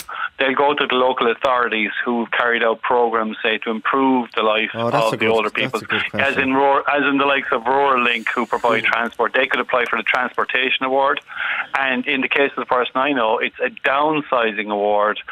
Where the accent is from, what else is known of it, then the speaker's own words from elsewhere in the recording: Ireland; As an Irish person